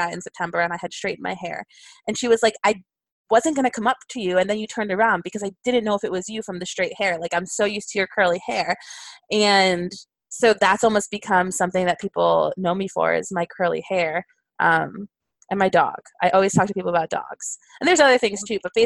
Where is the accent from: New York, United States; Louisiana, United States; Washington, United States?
New York, United States; did you know I'm from there? Did you know that I grew up there? Did you know that I spent all my weekends in New York City?